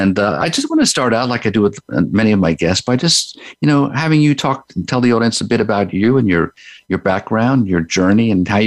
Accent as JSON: {"language": "English", "area": "Long Island", "region": "New York", "country": "United States", "tie": "born or raised there", "said": "Growing up on Long Island, I was an avid bird watcher"}